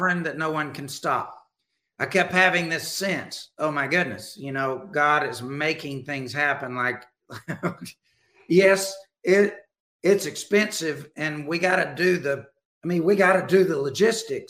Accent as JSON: {"language": "English", "region": "Alabama", "country": "United States", "tie": "born or raised there", "said": "I grew up in Alabama"}